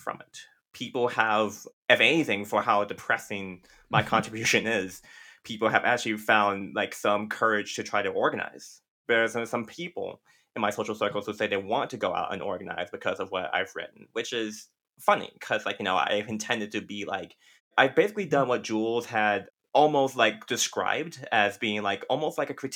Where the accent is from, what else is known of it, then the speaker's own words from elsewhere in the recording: Compton, California, United States; growing up in Compton